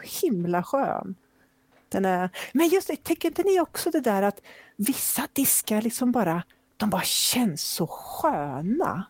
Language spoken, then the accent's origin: Swedish; Flen, Södermanland, Sweden; moved away as an adult; now in Gothenburg, Sweden; jag kommer från eh, Flen